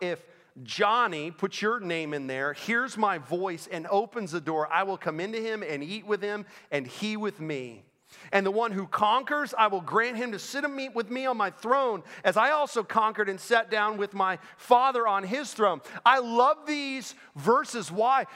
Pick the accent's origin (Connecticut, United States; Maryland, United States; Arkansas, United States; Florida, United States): Florida, United States; Orlando; moved away as an adult; also born or lived in Pennsylvania / Naples, Florida; now in Winston-Salem, United States; I grew up in Orlando